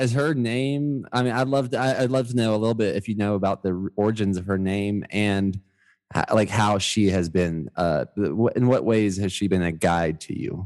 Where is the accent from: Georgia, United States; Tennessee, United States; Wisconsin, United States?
Georgia, United States; also born or lived in Miami, Florida; I was born in Miami, but kindergarten and college I was in Georgia